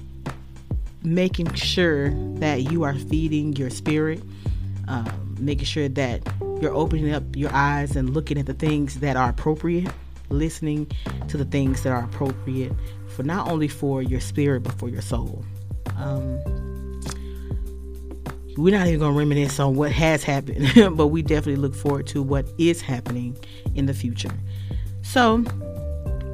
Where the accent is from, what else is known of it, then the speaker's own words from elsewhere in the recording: Charlotte, North Carolina, United States; I am originally from Charlotte, North Carolina